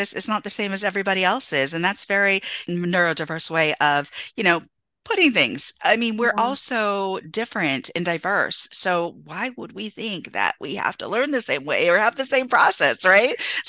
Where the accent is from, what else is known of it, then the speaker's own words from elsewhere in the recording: Santa Cruz, California, United States; And so, growing up in California, and people think, oh, it's diverse, it's diverse. And I grew up in a small beach town off the coast in Santa Cruz.